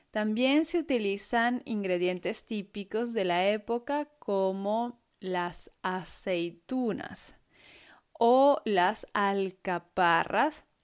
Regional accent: Venezuela; moved away; las Navidades en Venezuela, mi país de origen

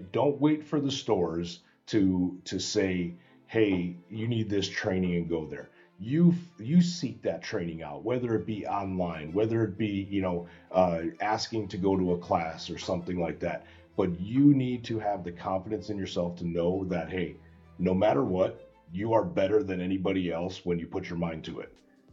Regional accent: Chicago, Illinois, United States; I come from Chicago

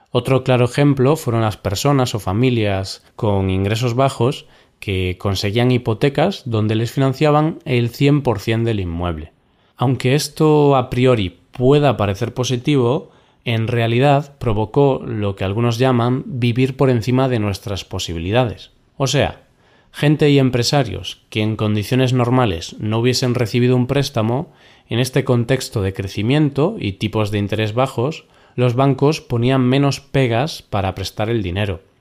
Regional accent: Spain; Hablar de la economía de España mm, no es algo sencillo ni para mí, que soy español.

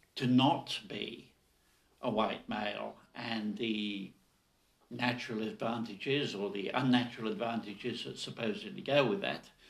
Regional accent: Nigeria; I was born in Nigeria, you know, a colony of the British Empire.

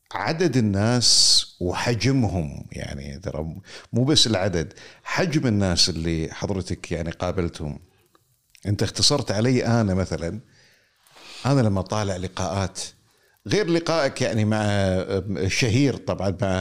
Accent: Kuwait; عندنا في الكويت

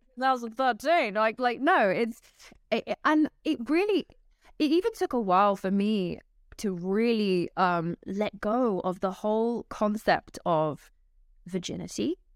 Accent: London, United Kingdom; I'm from London, England, and my parents met at, they were both teachers at a Christian school in London

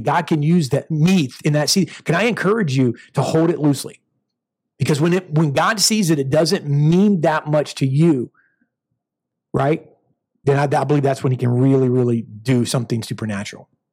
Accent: United States; I'm American to the bone

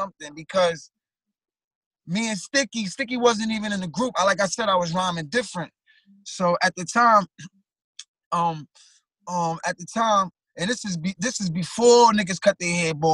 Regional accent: New York City, New York, United States; I'm from Flatbush. I'm from Brooklyn.

